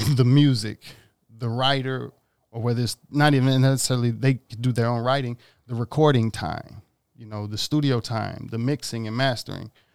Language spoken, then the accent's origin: English; Mississippi, United States; now in Los Angeles, United States; I grew up in Mississippi